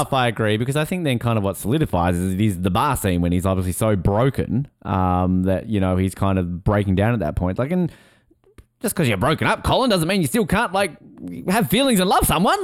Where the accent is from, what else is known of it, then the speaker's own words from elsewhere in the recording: Tasmania, Australia; accent: Australian; set in my home state